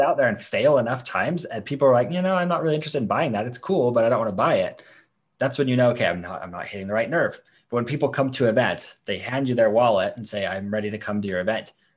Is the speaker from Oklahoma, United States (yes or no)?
no; Idaho, United States; here in my hometown